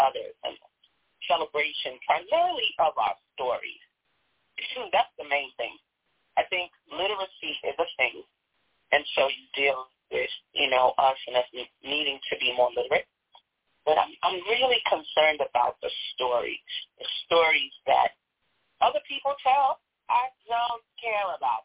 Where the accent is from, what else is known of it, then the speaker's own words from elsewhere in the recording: New York, United States; accent: New York; now in Chicago, United States; I'm from New York. You can hear the accent, right